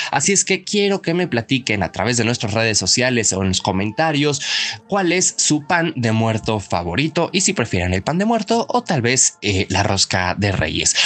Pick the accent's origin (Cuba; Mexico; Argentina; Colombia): Mexico; como mexicanos no perdamos nuestras tradiciones